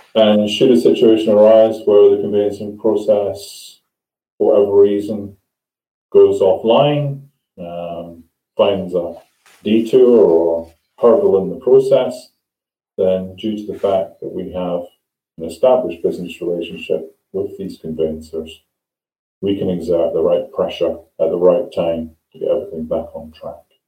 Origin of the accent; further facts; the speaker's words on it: Scotland, United Kingdom; now in England; I come from Scotland